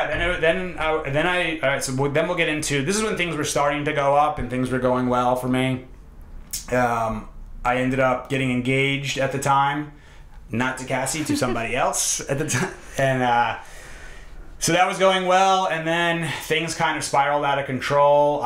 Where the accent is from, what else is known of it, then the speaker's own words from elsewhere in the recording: New York, United States; also born or lived in Hoboken, New Jersey; I grew up in New York, and we're in Hoboken, New Jersey